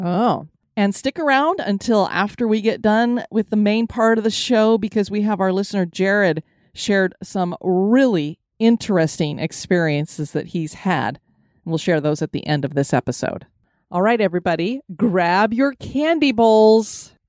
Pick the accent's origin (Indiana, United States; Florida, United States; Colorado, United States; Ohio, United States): Colorado, United States; Denver; the one that I grew up with in Denver, Colorado, Blinky the Clown.